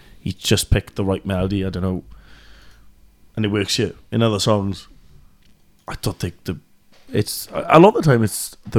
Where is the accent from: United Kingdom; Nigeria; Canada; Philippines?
United Kingdom; Wales; A comparison, like, we're both from South Wales, right?